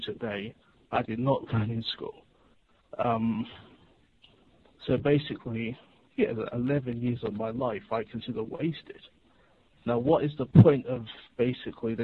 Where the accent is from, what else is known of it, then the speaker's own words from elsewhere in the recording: England, United Kingdom; I'm English too.